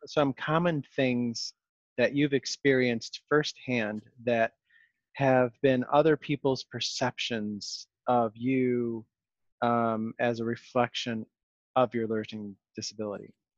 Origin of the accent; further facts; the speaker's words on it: Rochester, New York, United States; I grew up in Rochester, New York.